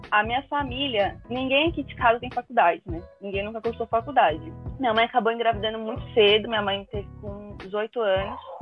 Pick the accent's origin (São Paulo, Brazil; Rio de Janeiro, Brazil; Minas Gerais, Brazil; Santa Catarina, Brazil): São Paulo, Brazil; Eu sou de São Paulo, entrei na KBC em 2018